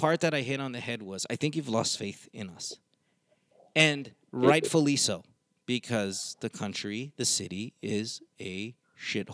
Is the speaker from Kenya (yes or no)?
no; Philippines; moved away; We are all proud of being Pinoy